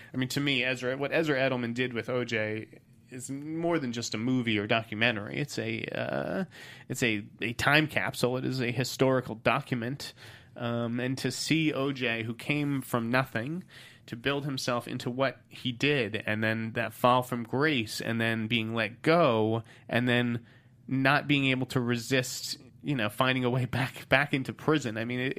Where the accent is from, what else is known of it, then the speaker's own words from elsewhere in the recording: Boston, Massachusetts, United States; Maybe it's because I'm from Boston.